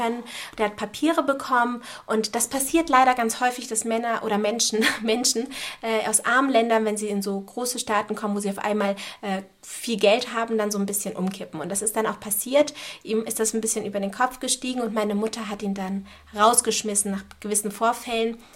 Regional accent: Hamburg, Germany; Und ja, hier bin ich auch geboren in Hamburg. Ähm, hier bin ich auch aufgewachsen. Ich habe eigentlich nie irgendwo anders gelebt

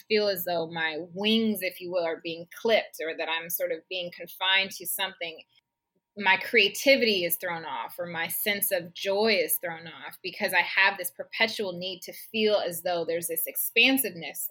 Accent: Seattle, Washington, United States; moved away as an adult; my hometown, to Seattle

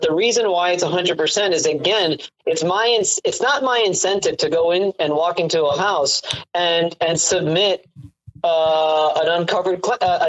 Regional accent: Miami, Florida, United States; moved away; I got to defend my 305, because what you probably don't know is that I'm originally from Miami, Florida

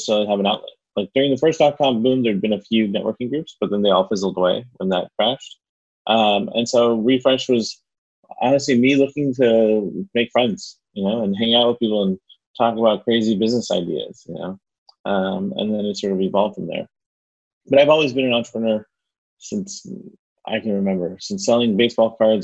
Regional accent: Miami, Florida, United States; I'm a Miami native, which is rare here in Miami

